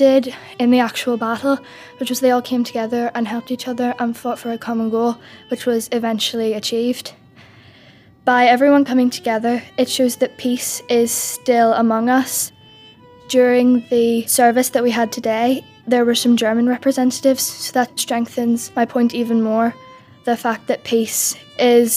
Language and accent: English; Northern Ireland, United Kingdom; I'm from Northern Ireland